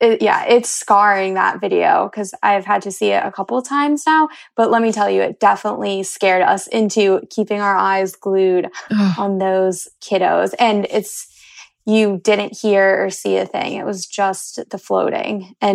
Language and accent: English; Florida, United States; I'm from Florida, so there's obviously pools everywhere